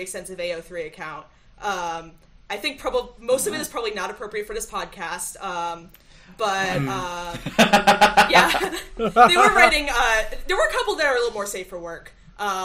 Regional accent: Illinois, United States; moved away as an adult; now in Iowa, United States; I'm currently in Iowa. I am originally from Illinois

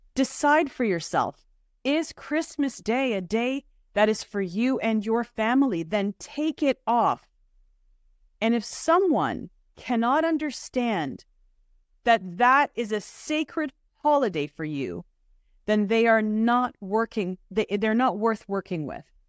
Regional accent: Toronto, Ontario, Canada; As a child growing up in Toronto

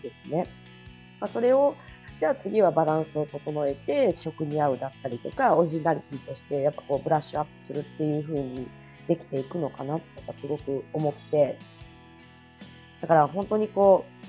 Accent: Kagawa, Japan; 私の香川県出身なんですけど

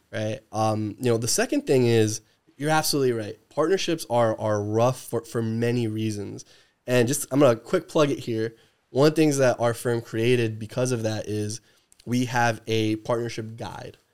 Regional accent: New Jersey, United States; moved away; I'm, I'm from the East Coast

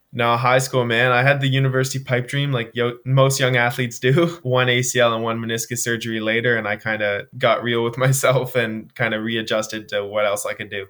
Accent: Nova Scotia, Canada; Yeah, so I'm from the East Coast of Canada, uh, Nova Scotia, born and raised

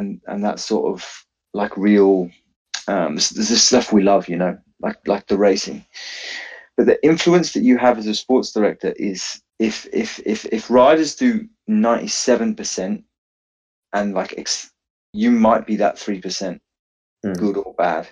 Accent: Penzance, South West England, United Kingdom; I'm from Penzance in Cornwall

